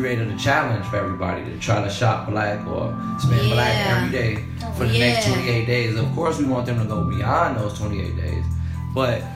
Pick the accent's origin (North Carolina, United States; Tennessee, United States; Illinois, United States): Illinois, United States; Chicago